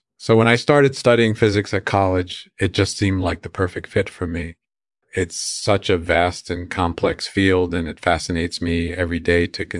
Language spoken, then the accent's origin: English; Chicago, Illinois, United States; born there; That's right. I was born in Chicago.